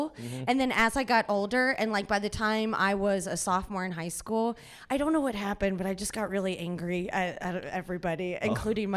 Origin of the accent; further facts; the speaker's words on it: Cincinnati, Ohio, United States; moved away; I'm originally from Cincinnati